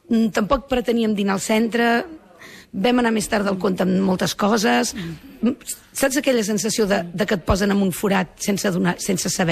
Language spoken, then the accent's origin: Catalan; Barcelona, Catalonia, Spain; now in Sant Hipòlit de Voltregà, Spain; jo sóc filla de Sant Andreu